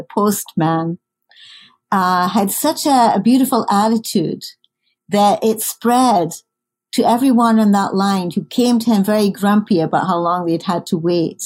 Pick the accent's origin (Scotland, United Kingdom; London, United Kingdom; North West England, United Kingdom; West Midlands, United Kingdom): Scotland, United Kingdom; moved away; I grew up in Scotland